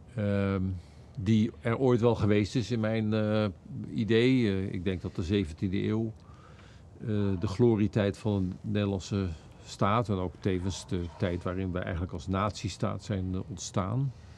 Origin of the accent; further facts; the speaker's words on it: Netherlands; als Nederlanders